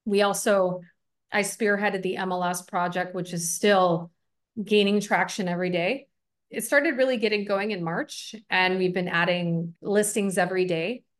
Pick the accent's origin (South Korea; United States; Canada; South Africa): United States; Buffalo, New York; also born or lived in Des Plaines, Illinois / Schaumburg, Illinois / Tampa, Florida; now in Costa Rica; I grew up in Buffalo, New York